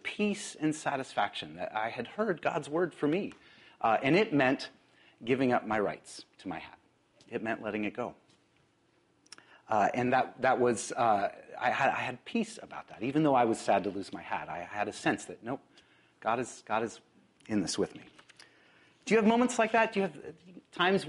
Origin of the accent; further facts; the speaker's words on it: Spokane, Washington, United States; now in Seattle, United States; I grew up in Spokane